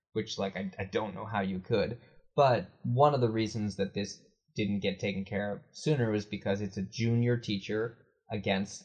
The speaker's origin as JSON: {"language": "English", "country": "United States", "said": "As an American"}